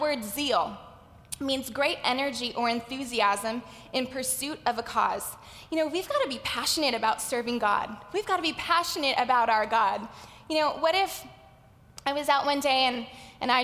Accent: Los Angeles, California, United States; accent: valley girl; I grew up in the San Fernando Valley, which is why I say like a lot. I'm a valley girl

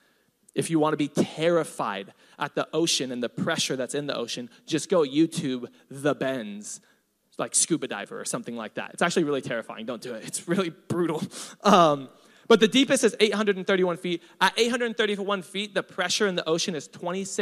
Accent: Hawaii, United States; I'm Hawaiian.

